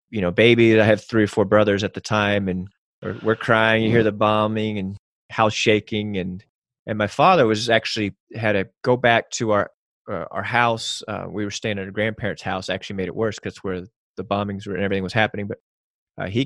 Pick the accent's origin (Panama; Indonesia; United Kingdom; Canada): Panama; born there; I was born in Panama, Central America, and I was four during Operation Just Cause